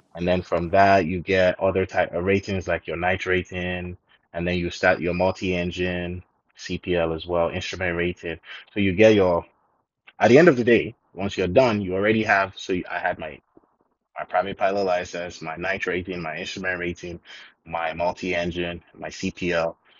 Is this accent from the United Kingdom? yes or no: no; Nigeria; also born or lived in South Africa; I'm Nigerian. Um, I grew up okay. in Nigeria most of the time.